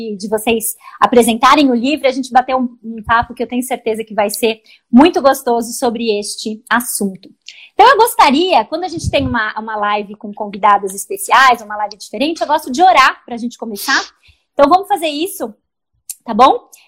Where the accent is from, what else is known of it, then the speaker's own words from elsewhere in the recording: São Paulo, Brazil; Eu sou paulista